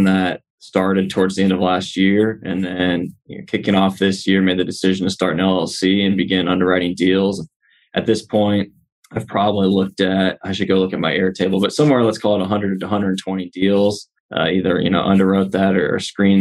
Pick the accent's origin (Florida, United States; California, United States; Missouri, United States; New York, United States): Missouri, United States; St. Louis; moved away as an adult; now in Texas, United States; I'm originally from St. Louis